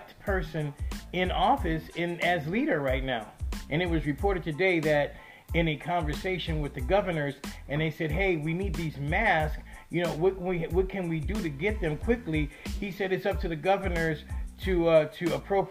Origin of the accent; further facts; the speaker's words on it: United States; I'm from America, the country that can't get testing of a virus